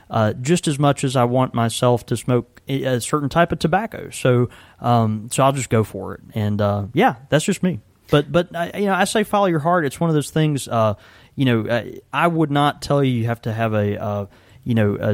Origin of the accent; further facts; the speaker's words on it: Houston, Texas, United States; born there; now in Jackson, United States; I was born in Houston, Texas. Okay, that's a that's a big city, fourth largest city in the country.